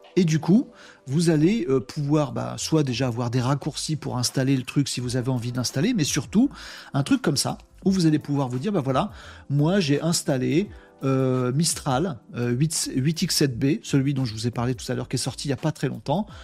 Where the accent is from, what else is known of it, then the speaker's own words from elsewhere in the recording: France; en tant que Français